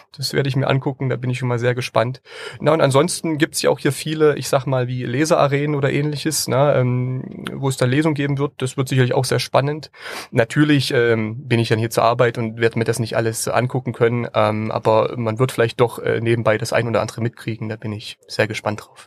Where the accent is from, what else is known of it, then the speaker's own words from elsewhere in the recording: Leipzig, Saxony, Germany; moved away; ich bin ja auch ursprünglich Leipziger und war schon früher als Kind auf der Buchmesse äh, unterwegs gewesen dann bin ich später aus Leipzig weggezogen